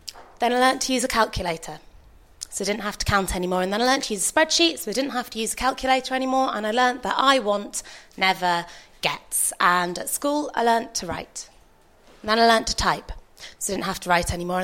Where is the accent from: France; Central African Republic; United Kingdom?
United Kingdom; Yorkshire and the Humber; I grew up in Yorkshire